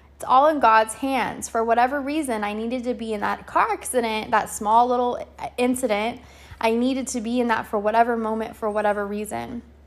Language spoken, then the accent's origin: English; California, United States; moved away; I'm out here in California, back in my hometown